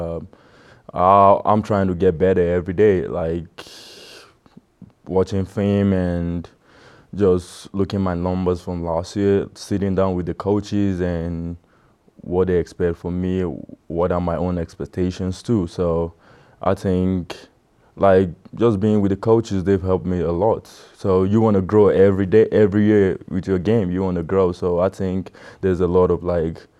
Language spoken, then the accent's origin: English; Nigeria; moved away; being a Nigerian